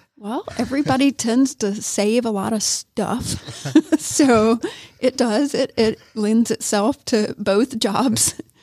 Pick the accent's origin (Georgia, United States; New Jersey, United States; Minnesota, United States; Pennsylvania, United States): Georgia, United States; Augusta; moved away as an adult; now in Rome, United States; I'm from Augusta